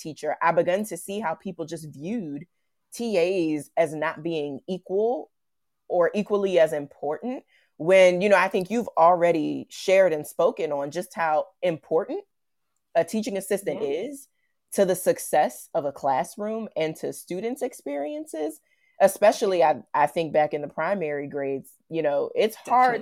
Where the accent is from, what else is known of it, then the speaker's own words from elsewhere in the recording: Virginia, United States; I'm from Virginia, which is on the East Coast of the United States.